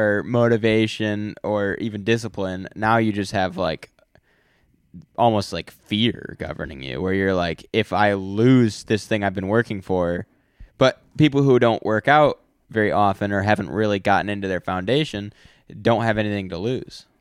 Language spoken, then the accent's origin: English; United States; I'm an American